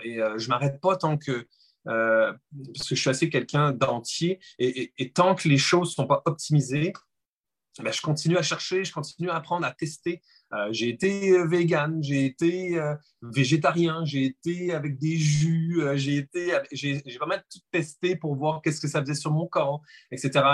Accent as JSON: {"language": "French", "country": "France", "accent": "French", "said": "je suis français, comme vous pouvez l'entendre"}